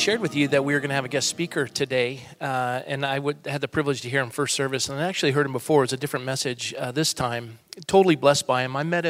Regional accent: Coronado, California, United States; I was born and raised in Coronado, so I was around a number of Navy SEALs.

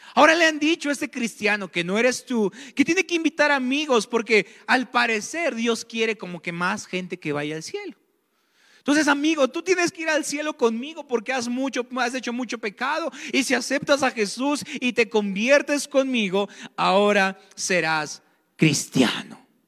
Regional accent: Mexico; somos cristianos y somos mexicanos

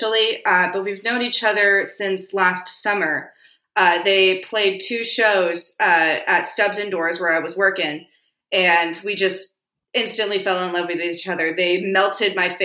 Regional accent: Silicon Valley, California, United States; now in Austin, United States; I grew up in Silicon Valley, so I moved here to get away from Silicon Valley

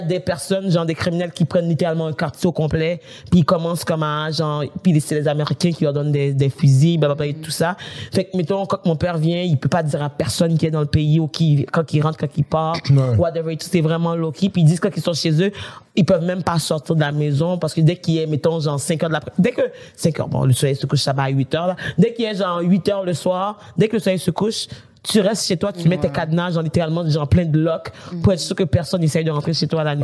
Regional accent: Haiti; moved away; chez moi, en Haïti

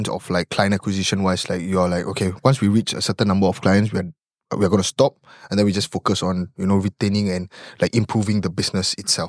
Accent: Singapore; I will never tell them I'm from Singapore.

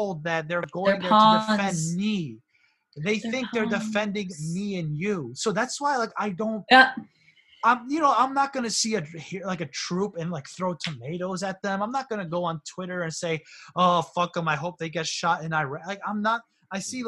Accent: South Windsor, Connecticut, United States; growing up in South Windsor, Connecticut, which is, you know, like a white suburb

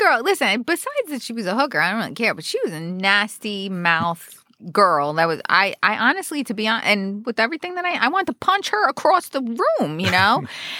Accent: Roselle Park, New Jersey, United States; My hometown.

